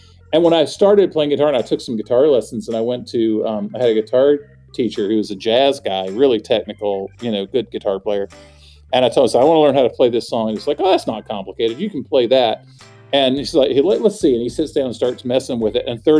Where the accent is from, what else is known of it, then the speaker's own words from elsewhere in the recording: the South, United States; that's really in my soul, you know, as a Southerner, that's in there.